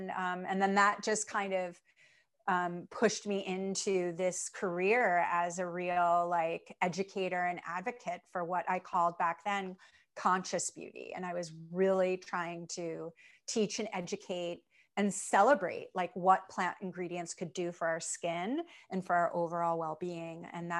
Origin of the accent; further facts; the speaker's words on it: Chicago, Illinois, United States; I was born in Chicago, and raised in Chicago.